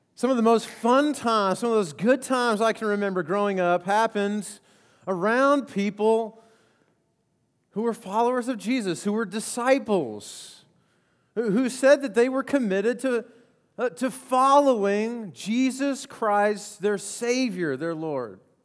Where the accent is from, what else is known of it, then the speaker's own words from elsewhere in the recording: Colorado, United States; I grew up in Colorado